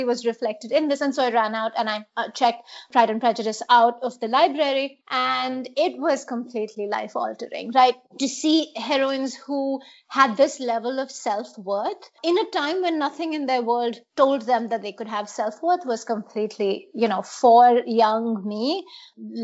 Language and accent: English; Mumbai, Maharashtra, India; So I was in middle school, growing up in India, in Mumbai, Bombay then.